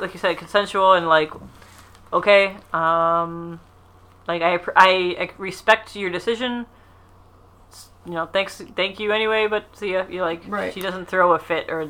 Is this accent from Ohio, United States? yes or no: yes; Ohio, United States; accent: Midwest; We're from Ohio